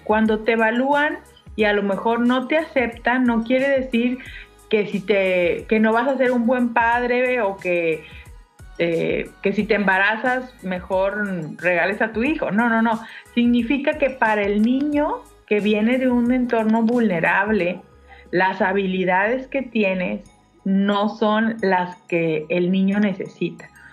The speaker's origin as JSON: {"language": "Spanish", "country": "Mexico"}